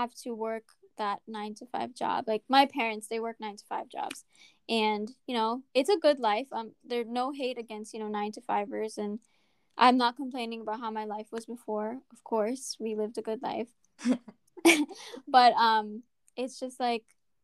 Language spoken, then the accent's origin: English; New York, United States; So I'm from New York